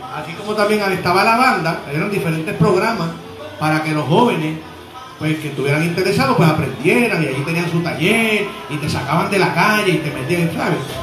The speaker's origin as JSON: {"language": "Spanish", "town": "Trujillo Alto", "country": "Puerto Rico", "tie": "born or raised there", "also_born_or_lived": "Río Piedras, Puerto Rico / Santurce, San Juan, Puerto Rico", "said": "yo nací en el 1964 en Río Piedras, Puerto Rico, y soy natural del pueblo de Trujillo Alto. Allí yo crecí"}